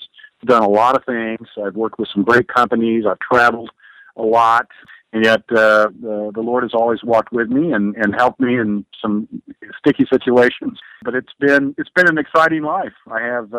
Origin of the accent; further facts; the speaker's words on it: Oklahoma City, Oklahoma, United States; moved away as an adult; also born or lived in Seattle; I'm back in Oklahoma City. I grew up here in Oklahoma